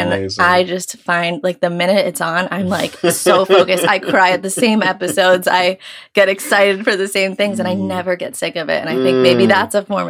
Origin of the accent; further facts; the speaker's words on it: New York, United States; for those of you who don't know, and I am 24. I'm from New York. I grew up with divorced parents from the age of 6 years old